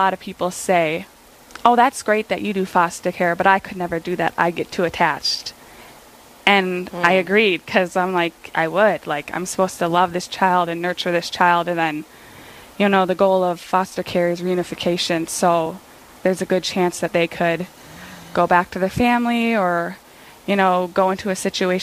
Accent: Ortonville, Minnesota, United States; I live in my hometown, Ortonville, Minnesota

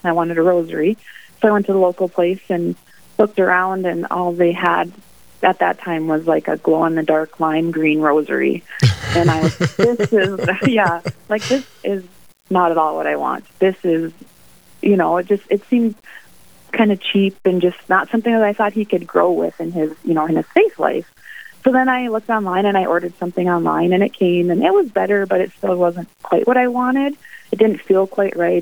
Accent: Mandan, North Dakota, United States; now in Bismarck, United States; I grew up in Mandan

